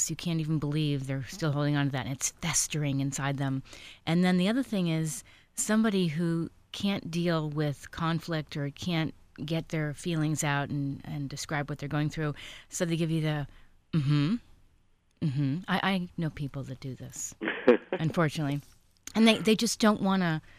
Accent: East Coast, United States; now in California, United States; I'm from the East Coast

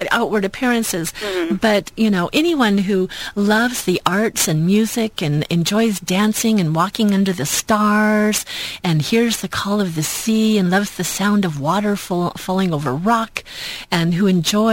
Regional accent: Long Beach, California, United States; I was born in Long Beach here in Southern California, and I've managed to kind of move back and forth a little bit between counties

